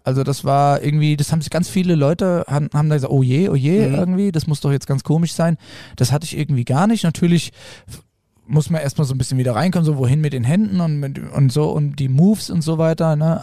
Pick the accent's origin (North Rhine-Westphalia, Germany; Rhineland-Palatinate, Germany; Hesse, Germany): Hesse, Germany; Für mich als äh, Hesse